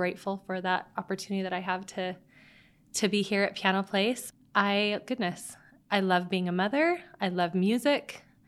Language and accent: English; Mesa, Arizona, United States; And I grew up in Mesa is where I'm from, but we did most of our schooling and everything in neighboring Gilbert.